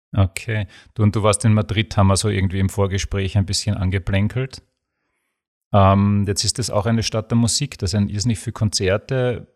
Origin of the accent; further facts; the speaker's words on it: Graz, Styria, Austria; bei uns in Graz